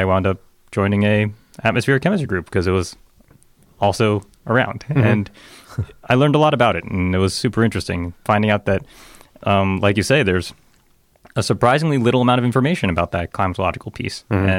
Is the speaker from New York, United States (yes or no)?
yes; New York City, New York, United States; So I grew up in Chinatown, Manhattan.